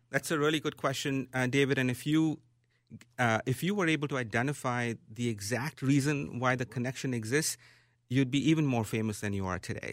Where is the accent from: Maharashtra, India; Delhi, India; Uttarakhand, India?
Maharashtra, India; Mumbai; moved away as an adult; now in Minneapolis, United States; It is my hometown.